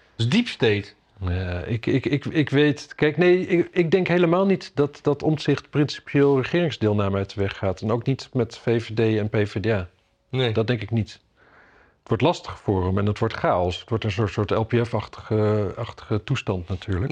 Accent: Drenthe, Netherlands; now in Amsterdam, Netherlands; ik kom uit Drenthe. Ik kom uit Drenthe.

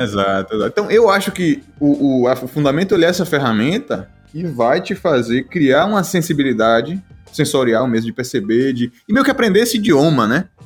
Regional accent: Nova Soure, Bahia, Brazil; also born or lived in Salvador; hoje moro aqui em uma cidadezinha no interior da Bahia, que é Nova Soura. E, na verdade, é a cidade que eu cresci, é uma cidade no sertão, velho, da Bahia

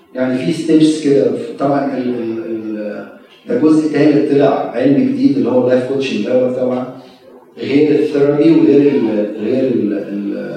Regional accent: Egypt; also born or lived in Maryland, United States; now in United States; كخدام مصريين

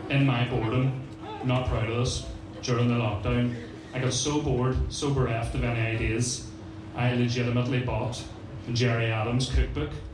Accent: Strabane, Northern Ireland, United Kingdom; I know that doesn't really come across in this fucking accent of mine. I'm from Strabane, so this is what I sound like

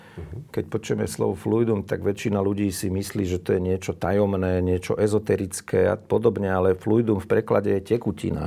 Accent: Slovakia; som vyrastal pri Dunaji

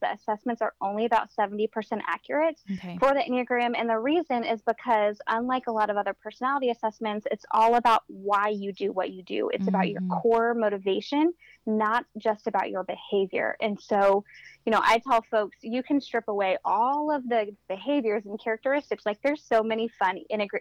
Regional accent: Florida, United States; moved away as an adult; also born or lived in Indiana; I actually was born and raised in Florida.

